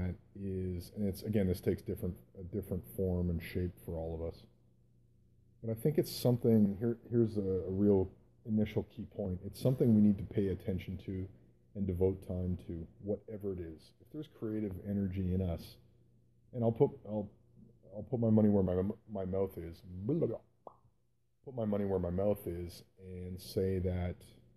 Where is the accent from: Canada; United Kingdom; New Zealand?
Canada; also born or lived in Calgary, Alberta, Canada; I grew up in Canada